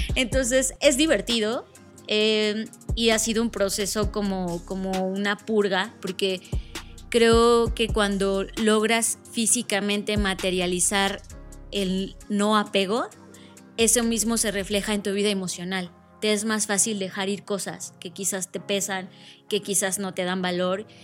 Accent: Mexico; como mexicanos

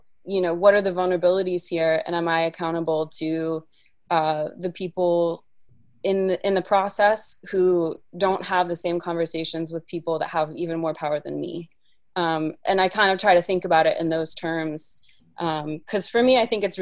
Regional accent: Appalachia, Virginia, United States; A lot of my work also is based in Appalachia, where I grew up in Virginia

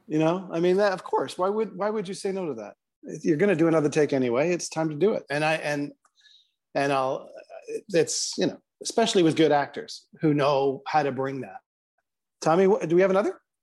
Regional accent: Canada; as a Canadian where I don't really have a horse in this race politically

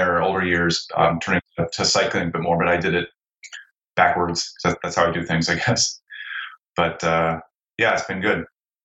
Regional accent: South Central Ohio, United States; now in Portland, United States; I have grown up or did grow up, it happened in South Central Ohio here in the States. You know, I lived in a pretty small town, pretty rural

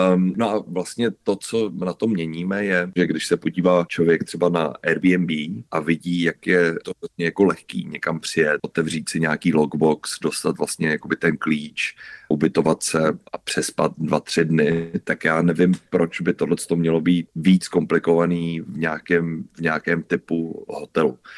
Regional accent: Czechia

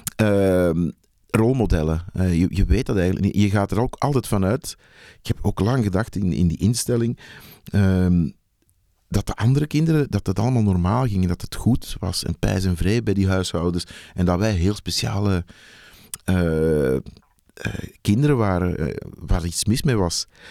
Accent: Antwerp, Flanders, Belgium; moved away as an adult; also born or lived in Hofstade / Mechelen; oorspronkelijk kom ik uit Antwerpen

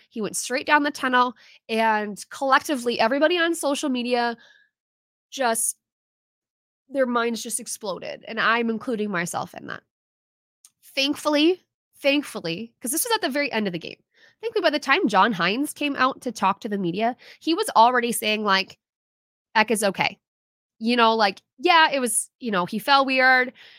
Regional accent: United States; as an American

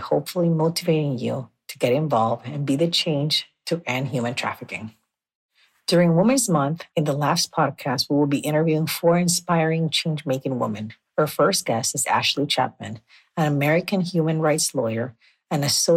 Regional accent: Nicaragua; I was born and raised in Nicaragua

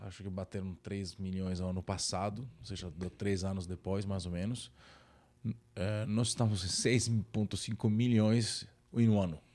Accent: Naples, Campania, Italy; Portuguese is a second language; moved away as an adult; now in São Paulo, Brazil; eu sou italiano, que sou italiano, de Napoli. Na verdade, eu sempre brinco que eu sou carioca da gema de Napoli

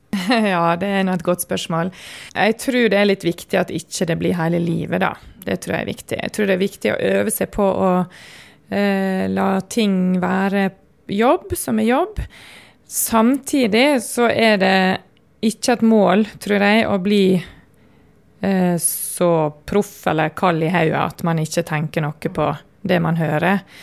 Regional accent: Sunnmøre, Møre og Romsdal, Norway; now in Oslo, Norway; jeg er sunnmøring.

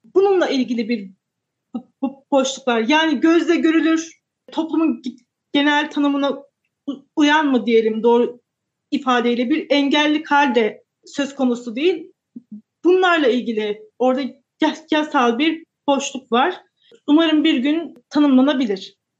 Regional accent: Kayseri Province, Turkey; ben Kayseriliyim. Kayseri'de yaşıyorum.

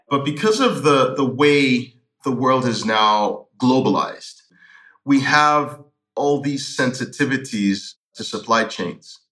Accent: Lagos, Nigeria; moved away as an adult; also born or lived in Newcastle, United Kingdom / London, United Kingdom; I lived in Lagos. I grew up in Lagos, uh, Nigeria.

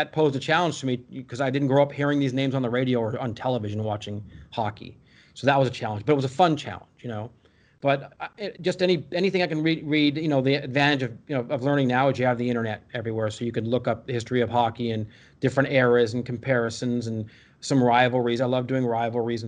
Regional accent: California, United States; also born or lived in Skokie, Illinois; now in Dallas, United States; we moved to California when I was about five

